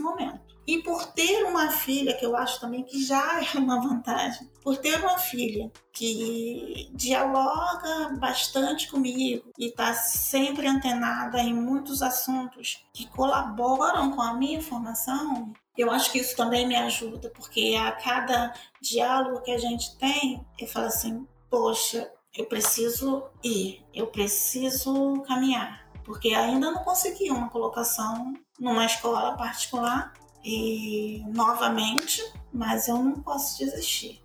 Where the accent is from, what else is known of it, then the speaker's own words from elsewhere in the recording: Bahia, Brazil; now in Rio de Janeiro, Brazil; sou baiana, vim da Bahia para cá, para o Rio de Janeiro